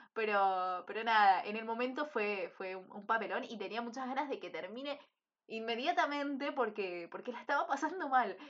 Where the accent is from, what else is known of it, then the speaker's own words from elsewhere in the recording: Monte Grande, Buenos Aires Province, Argentina; yo soy de Monte Grande